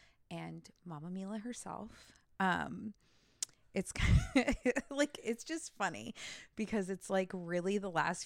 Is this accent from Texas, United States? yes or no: no; Southern California, United States; moved away as an adult; now in Columbia, Tennessee, United States; I grew up my whole life in like this little tiny town in Southern California